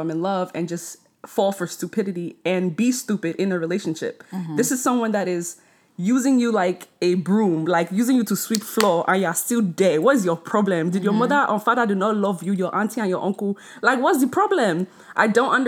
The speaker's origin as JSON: {"language": "English", "country": "Nigeria", "said": "I'm Nigerian"}